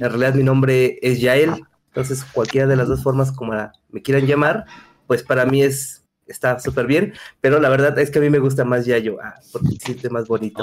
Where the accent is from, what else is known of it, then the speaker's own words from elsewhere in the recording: Mexico City, Mexico; soy de la Ciudad de México, de México